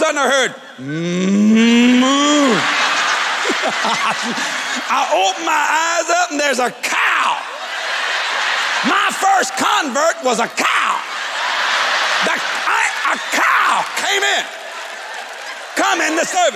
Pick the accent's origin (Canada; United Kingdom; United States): United States; Cajun, Louisiana; I'm a Cajun boy